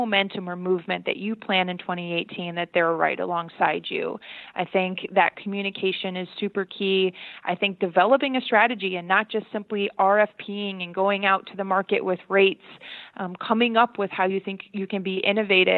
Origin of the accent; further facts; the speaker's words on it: Michigan, United States; moved away; I'm from Michigan originally